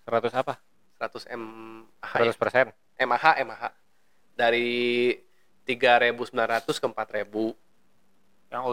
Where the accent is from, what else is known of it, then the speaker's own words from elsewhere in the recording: Indonesia; Kita sih sebagai orang Indo yang diajarin untuk sayang barang kan nggak mungkin lu beli HP nggak dikasih anti gores lah.